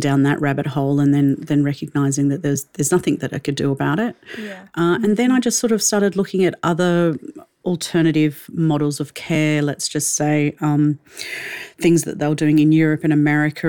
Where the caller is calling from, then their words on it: Melbourne, Victoria, Australia; calling in from Melbourne in Australia